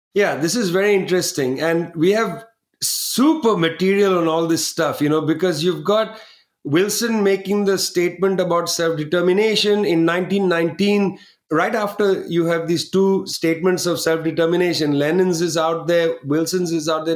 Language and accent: English; West Bengal, India; from Bengal, where I was born